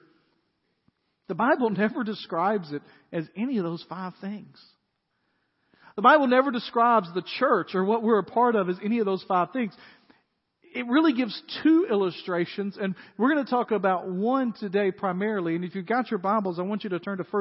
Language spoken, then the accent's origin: English; Dyersburg, Tennessee, United States; moved away; When I was growing up in Dyersburg, we had a country club in Dyersburg